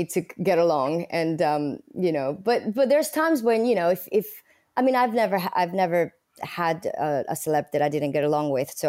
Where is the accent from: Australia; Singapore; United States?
United States; Bronx, New York; I come from the Bronx, you know.